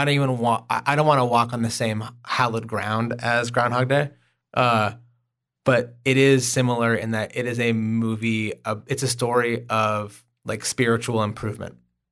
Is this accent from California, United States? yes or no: no; Oklahoma, United States; I am from Oklahoma.